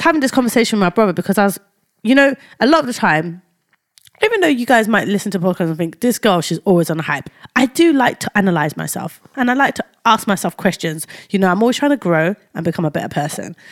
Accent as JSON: {"language": "English", "region": "London", "country": "United Kingdom", "tie": "born or raised there", "also_born_or_lived": "Cambridgeshire", "moved": "yes", "said": "I was brought up in Tower Hamlets, yeah, specifically Whitechapel"}